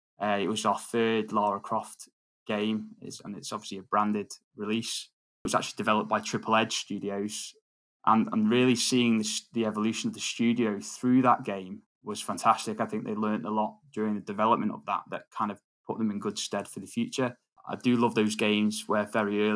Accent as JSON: {"language": "English", "country": "Isle of Man", "tie": "born or raised there", "said": "I'm actually born and I grew up in the Isle of Man, so I'm a bit of a local."}